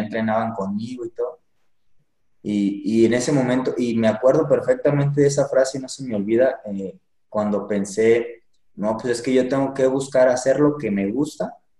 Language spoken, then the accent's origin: Spanish; Pénjamo, Guanajuato, Mexico; moved away as an adult; now in Michoacán, Mexico; yo soy de Pénjamo, Guanajuato. Ahí es donde nací y me actualmente estoy aquí en Michoacán, llevo poquito